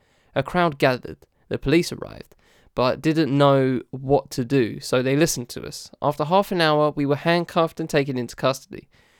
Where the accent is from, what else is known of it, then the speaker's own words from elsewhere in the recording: Kinshasa, DR Congo; born there; I was born in 1978 in Kinshasa, the capital of what was then Zaire, and is now the Democratic Republic of Congo.